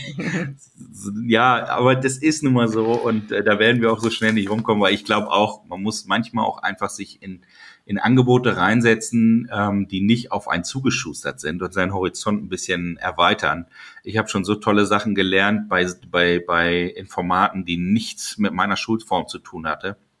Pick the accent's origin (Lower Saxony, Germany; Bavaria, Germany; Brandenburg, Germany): Lower Saxony, Germany; als Niedersachse